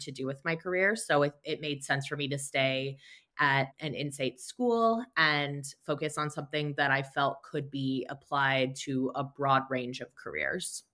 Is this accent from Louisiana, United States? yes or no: no; Fort Wayne, Indiana, United States; moved away as an adult; I'm from Fort Wayne, Indiana, which is where I am currently living as well.